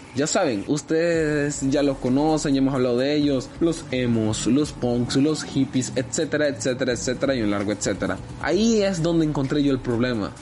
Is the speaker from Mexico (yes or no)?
no; El Salvador; mi identidad como salvadoreño